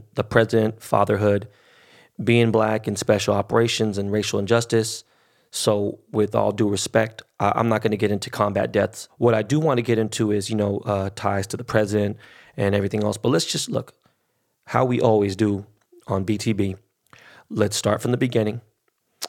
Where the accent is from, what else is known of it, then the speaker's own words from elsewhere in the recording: Los Angeles, California, United States; first language Spanish; English is a second language; I was born and raised in Koreatown, but I ran in the West Side